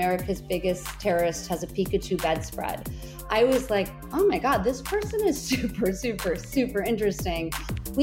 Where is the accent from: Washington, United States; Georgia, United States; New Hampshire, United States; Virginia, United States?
New Hampshire, United States; moved away; also born or lived in Maine / New York; I grew up in New Hampshire